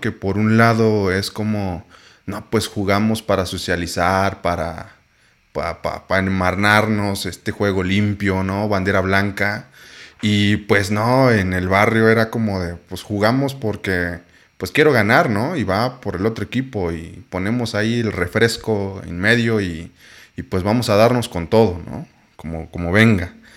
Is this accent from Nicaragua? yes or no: no; Oaxaca, Mexico; yo soy de Oaxaca